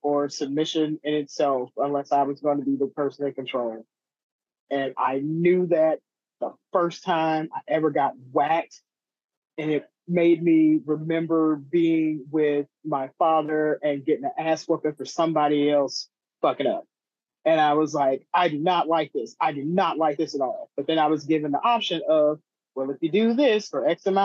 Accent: Mississippi, United States; moved away as an adult; also born or lived in Cleveland, Ohio / Memphis, Tennessee / Oklahoma / Chicago, Illinois; I was born in Cleveland, Ohio, raised in the middle of nowhere, Mississippi

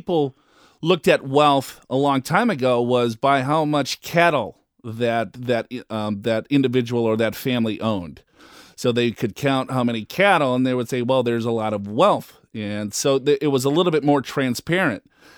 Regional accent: Minneapolis, Minnesota, United States; now in San Diego, United States; I live here in San Diego, and I'm originally from Minneapolis.

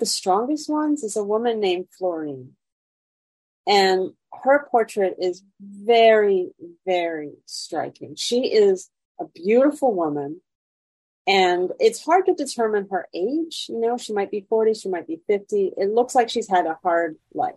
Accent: Vermont, United States; also born or lived in Montreal; now in Chicago, United States; I grew up in Vermont, which is very white, not very diverse.

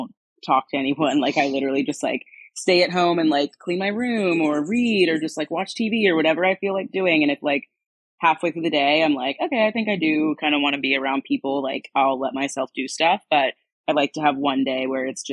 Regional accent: North Carolina, United States; moved away as an adult; also born or lived in Cayman Islands; now in Los Angeles, United States; I'm from the East Coast originally, North Carolina primarily

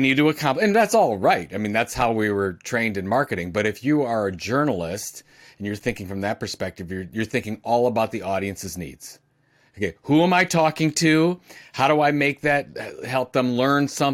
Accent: Cleveland, Ohio, United States; I'm from Cleveland, Ohio

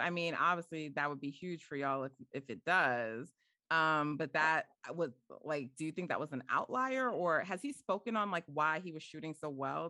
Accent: New York, United States; I'm from New York. I'm not from, you know, the Bay.

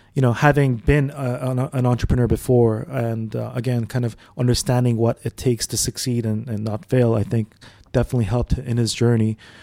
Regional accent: Dubai, United Arab Emirates; also born or lived in Saudi Arabia; I grew up in Dubai actually, so we came here as a family in '92. Before that, we were in Saudi.

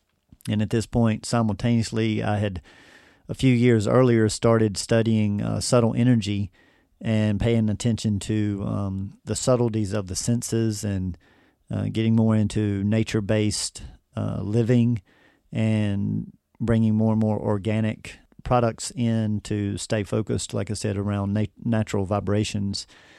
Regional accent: North Carolina, United States; Well, it all began back when I was born and raised in the Triad area of North Carolina, and I've lived here pretty much my whole life.

